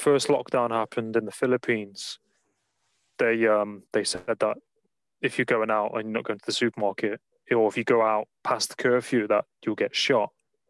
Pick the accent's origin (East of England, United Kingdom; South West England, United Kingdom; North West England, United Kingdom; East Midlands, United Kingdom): East Midlands, United Kingdom; Nottingham; moved away; I'm from Nottingham originally.